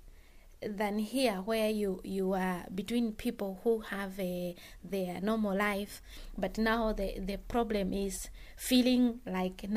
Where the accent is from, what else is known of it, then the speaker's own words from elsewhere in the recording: Bujumbura, Bujumbura Mairie, Burundi; moved away as an adult; now in England, United Kingdom; I come from Burundi, in Bujumbura area called Kamenge.